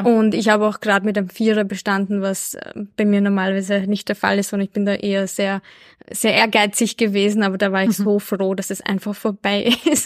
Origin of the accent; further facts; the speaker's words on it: Albania; ich bin ja in Albanien geboren